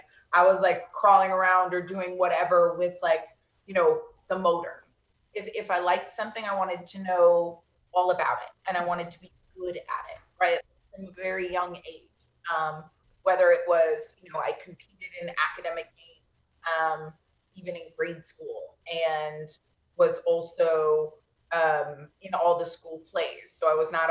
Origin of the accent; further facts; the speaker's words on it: Vero Beach, Florida, United States; I was born and raised in Vero Beach, Florida.